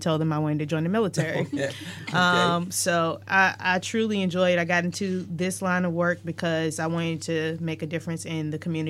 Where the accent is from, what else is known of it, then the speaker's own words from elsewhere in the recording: Chesterfield County, Virginia, United States; I am from Chesterfield.